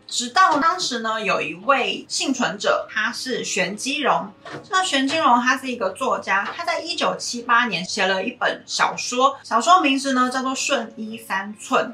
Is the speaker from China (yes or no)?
no; Taiwan; 身为台湾人在学二八的时候